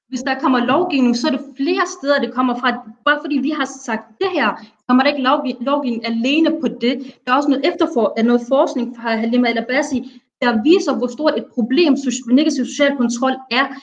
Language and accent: Danish; Somalia; Jamen, jeg er somalier, men jeg siger det gentagende gang, jeg repræsenterer ikke det